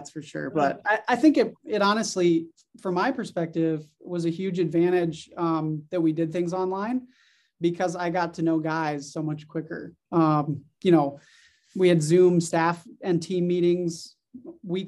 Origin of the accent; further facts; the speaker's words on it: Dallas, Texas, United States; I grew up in the Dallas area